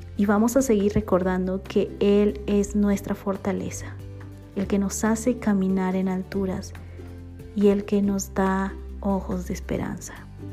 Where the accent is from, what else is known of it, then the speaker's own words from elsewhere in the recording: Bolivia; now in Guatemala; boliviana por amor y nacimiento